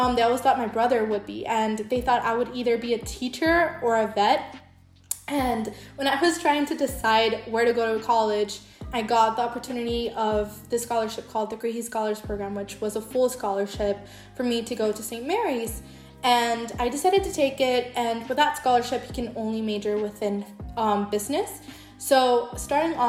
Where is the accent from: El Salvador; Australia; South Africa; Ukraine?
El Salvador; English is a second language; I was born and raised in El Salvador